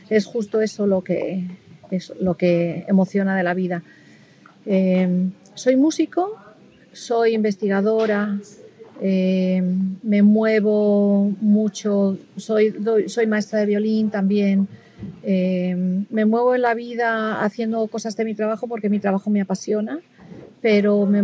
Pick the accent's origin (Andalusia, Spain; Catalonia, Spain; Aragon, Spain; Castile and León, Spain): Castile and León, Spain; me queda muy rico el cabrito, cuchifrito, que es tradicional de, mi tierra, de la parte del sur de la, de, la, provincia de Salamanca.